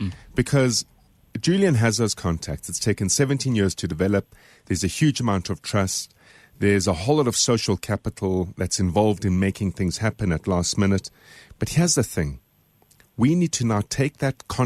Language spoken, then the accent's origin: English; South Africa